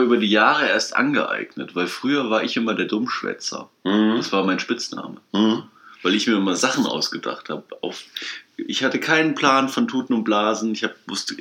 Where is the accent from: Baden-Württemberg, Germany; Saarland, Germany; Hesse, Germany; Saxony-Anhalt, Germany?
Hesse, Germany; Kassel; wir kommen aus Kassel